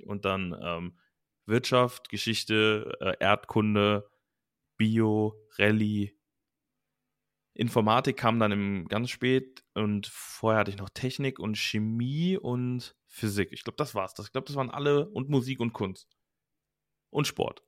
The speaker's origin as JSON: {"language": "German", "town": "Langenfeld", "region": "North Rhine-Westphalia", "country": "Germany", "tie": "born or raised there", "said": "ich wollte eigentlich nur auf eine Gesamtschule bei uns in Langenfeld damals"}